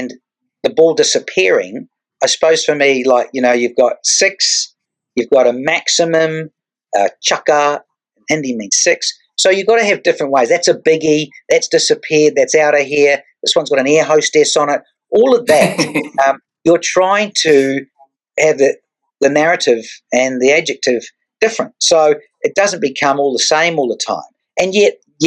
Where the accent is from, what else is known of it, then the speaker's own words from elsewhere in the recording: New Zealand; moved away as an adult; now in Australia; I moved from New Zealand to Australia